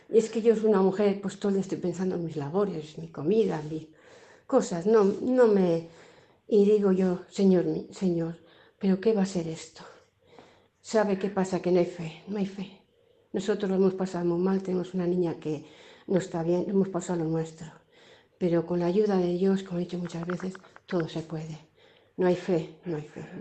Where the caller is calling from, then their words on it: Burgos, Castile and León, Spain; la de Burgos, sigo.